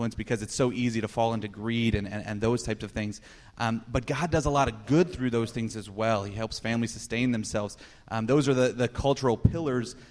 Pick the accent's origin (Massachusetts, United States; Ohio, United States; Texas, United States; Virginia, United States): Ohio, United States; Youngstown; moved away as an adult; now in Phoenix, United States; I'm from Ohio. My wife and I are from Ohio, from an inner city area. But there was a lot of closeness in where I was from in Youngstown.